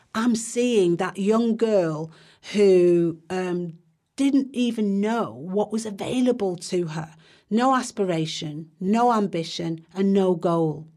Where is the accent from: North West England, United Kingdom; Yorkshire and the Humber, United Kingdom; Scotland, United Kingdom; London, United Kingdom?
North West England, United Kingdom; Manchester; I grew up in Longside, went to school in Mosside, went to Ducie High School, which is now Manchester Academy